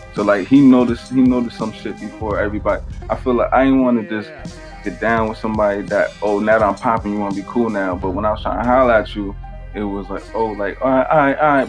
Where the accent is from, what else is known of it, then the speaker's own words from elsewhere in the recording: Bayonne, New Jersey, United States; But I was always from Bayonne. Now I'm back in Bayonne